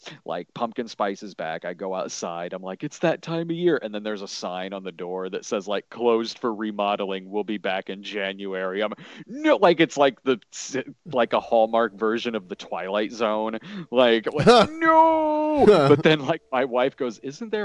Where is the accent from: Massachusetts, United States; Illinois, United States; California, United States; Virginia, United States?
Illinois, United States; Springfield; now in Chicago, United States; I grew up in Springfield, Illinois, where there isn't a White Castle